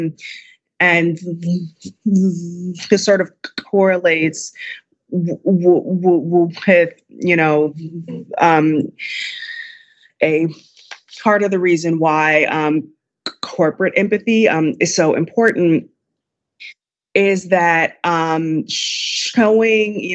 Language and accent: English; Chicago, Illinois, United States; my hometown of Chicago